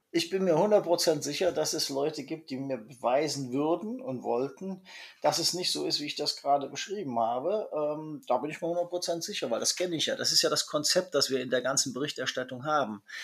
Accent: Germany; now in China; bei uns in Deutschland

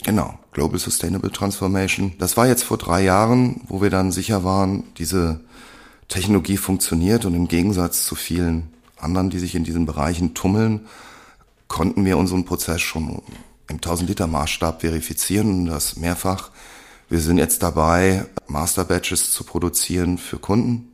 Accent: Germany; wir als Deutsche

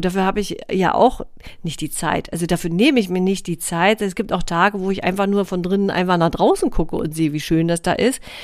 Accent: near Rostock and Warnemünde, Mecklenburg-Vorpommern, Germany; ich bin ein Ostseekind, ja, ich bin hier groß geworden in der Nähe von äh, Rostock und Warnemünde

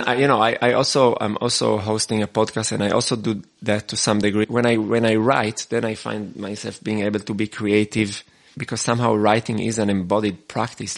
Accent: Israel; moved away as an adult; now in Austria; I was born in Israel and I, and now I, have been living in Austria for 12 years

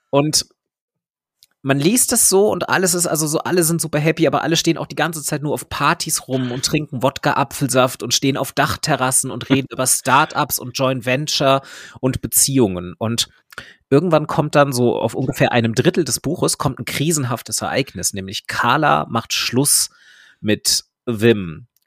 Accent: Maintal, Hesse, Germany; kommt aus meinem Heimatort, äh, und ist, glaube ich, zwei Jahre älter als ich.

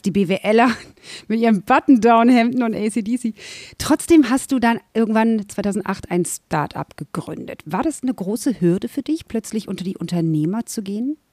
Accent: Berlin, Germany; Ich als Berlinerin hier

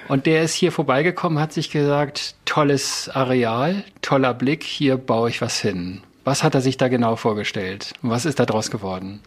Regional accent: Northern Germany, Germany; ich komme ja aus dem Norden

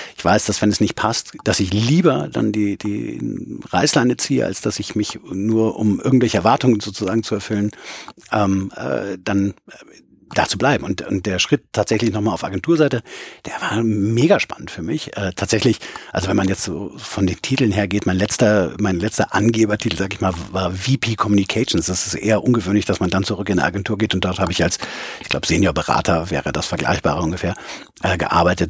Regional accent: Bonn, North Rhine-Westphalia, Germany; moved away as an adult; now in Hamburg, Germany; in Bonn, wo ich ja herkomme

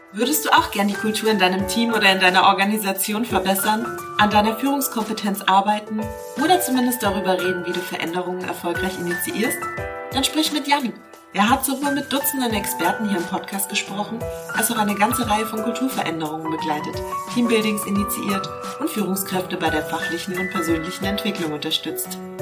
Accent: Eckernförde, Schleswig-Holstein, Germany; Ich komme aus Eckernförde

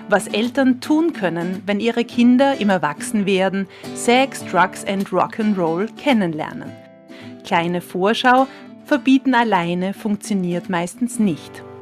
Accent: Vienna, Austria; denke ich an Zigaretten, wie es bei uns in Wien heißt, an die Chick.

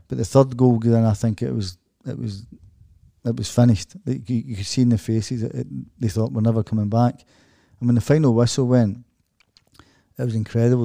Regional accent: Glasgow, Scotland, United Kingdom; moved away as an adult; also born or lived in Dortmund; as a Glaswegian person

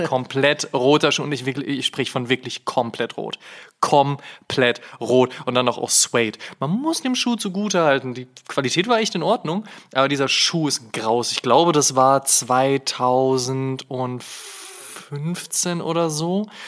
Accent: Münster, North Rhine-Westphalia, Germany; moved away; nach Münster gefahren, in meine alte Heimat

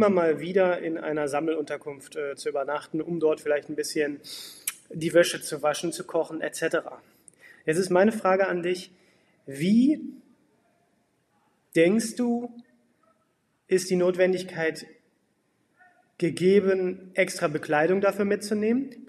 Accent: Hamburg, Germany; Moin Peter … aus Hamburg und ich habe äh, zwei Fragen.

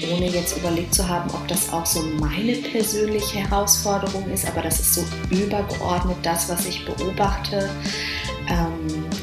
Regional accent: Dortmund, North Rhine-Westphalia, Germany; now in Hamburg, Germany; Also ich komme aus Dortmund und lebe in Hamburg.

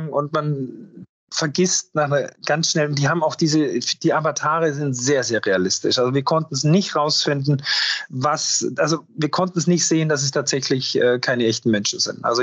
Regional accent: Austria; für mich als Österreicher mit einem schönen Schuss Almdudler

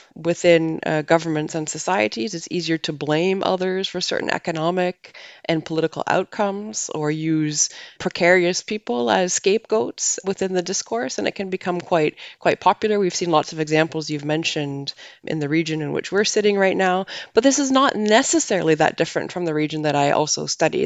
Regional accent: Canada; moved away as an adult; now in Netherlands; I'm from Canada originally, but I have lived and, and worked in many countries around the world before moving to the Netherlands.

